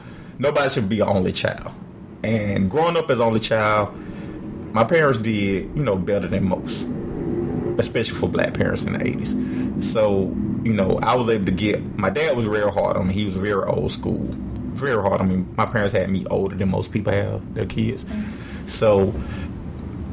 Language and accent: English; Atlanta, Georgia, United States; I am born and raised in Atlanta.